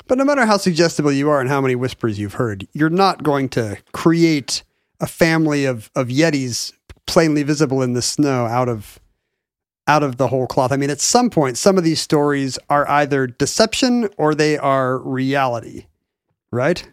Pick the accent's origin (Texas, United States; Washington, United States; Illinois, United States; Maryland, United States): Washington, United States; Edmonds; when I was growing up in Edmonds